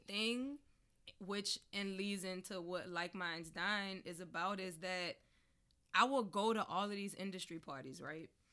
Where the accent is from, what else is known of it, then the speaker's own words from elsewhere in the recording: New Orleans, Louisiana, United States; I'm from New Orleans